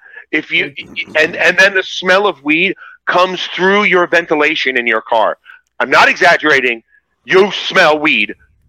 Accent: Virginia, United States; I'm from Virginia.

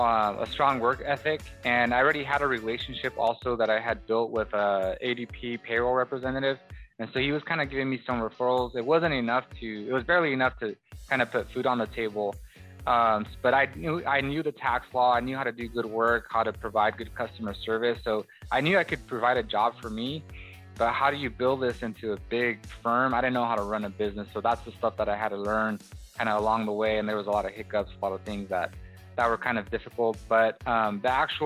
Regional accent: Watsonville, California, United States; moved away as an adult; now in Bakersfield, United States; I decided to kind of leave my hometown, which is Watsonville, California, a small little Hispanic community, and come to Bakersfield, California, which is now where I reside

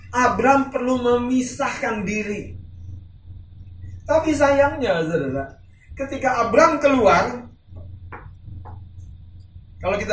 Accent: North Sumatra, Indonesia; Seperti kalau kita orang Batak, kita punya prinsip hormati orang tua kita, betul?

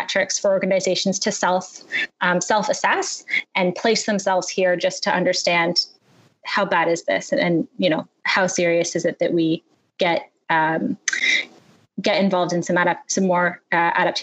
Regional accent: Toronto, Ontario, Canada; my hometown of Toronto

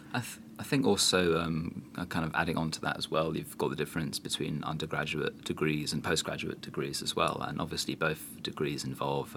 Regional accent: London, United Kingdom; as a Londoner

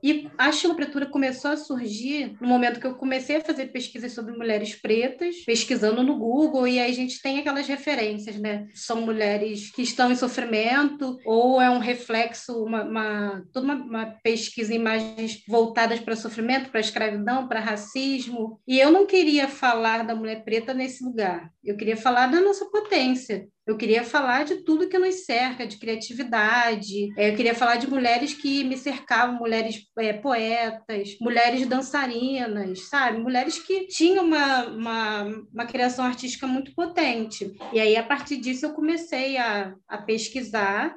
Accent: Rio de Janeiro, Brazil; Eu, eu cresci em Campo Grande, no Rio

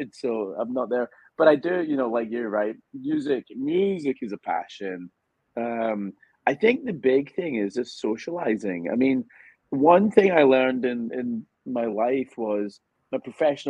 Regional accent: Scotland, United Kingdom; moved away as an adult; now in United States; because I'm Scottish

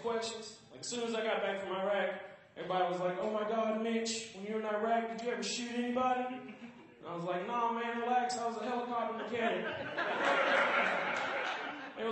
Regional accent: Georgia, United States; accent: southern; now in Seattle, United States; I'm originally from Georgia

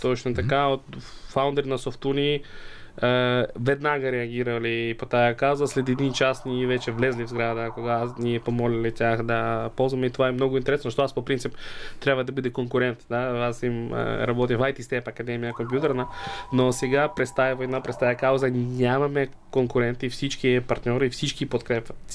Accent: Ukraine; Bulgarian is a second language; moved away as an adult; also born or lived in United States; now in Bulgaria; аз живях цял живот в Украина преди 7 години дойдох в България преди 7 години, а до това живях в САЩ и преди това живях в Украина от, и роден съм в Украина.

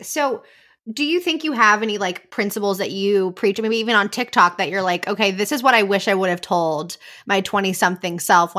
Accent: California, United States; I'm from California through and through.

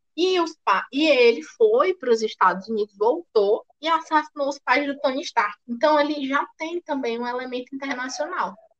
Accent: Brazil; nós somos brasileiras.

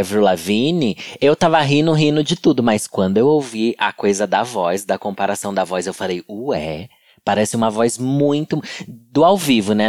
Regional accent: Sorocaba, São Paulo, Brazil; moved away; lá na minha cidade, em Sorocaba

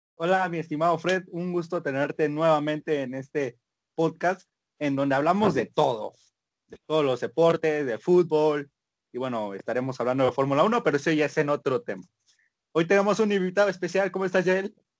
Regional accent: Mexico; así somos los mexicanos

